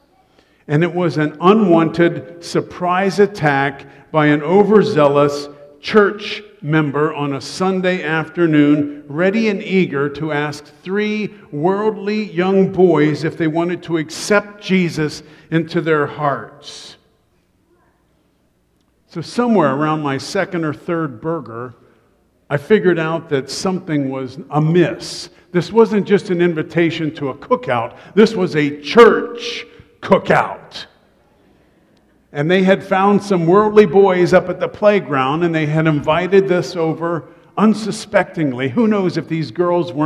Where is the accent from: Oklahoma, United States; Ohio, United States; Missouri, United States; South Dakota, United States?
Ohio, United States; Columbus; I grew up in Columbus, Ohio.